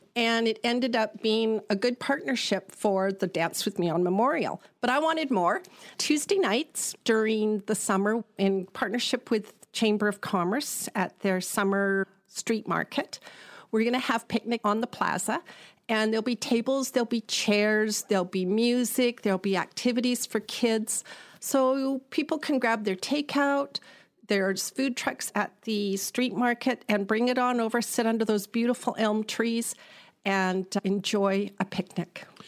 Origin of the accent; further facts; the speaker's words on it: Prince George, British Columbia, Canada; also born or lived in Delta / Vancouver; now in Parksville, Canada; I grew up in Prince George